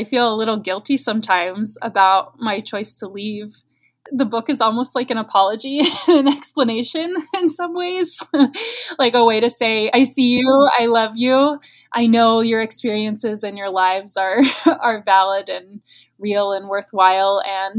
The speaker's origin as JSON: {"language": "English", "region": "West Virginia", "country": "United States", "moved": "yes", "lives_now": "California, United States", "said": "You know, it's interesting being here in California and the way that people respond when they find out I'm from West Virginia, and because they make assumptions when they, obviously they can see that I left. I don't really have an accent anymore."}